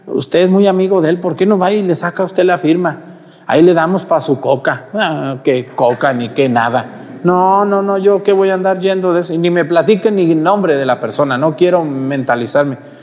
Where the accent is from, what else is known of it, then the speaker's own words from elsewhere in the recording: Mexticacán, Jalisco, Mexico; moved away; allá en mi pueblo, Mesticacán